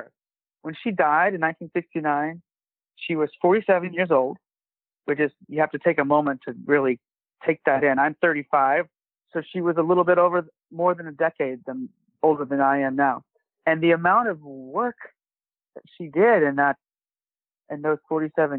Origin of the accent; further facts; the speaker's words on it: Paris, Texas, United States; I grew up in Texas and the small town of Paris, Texas, in sort of, you know, rural Northeast Texas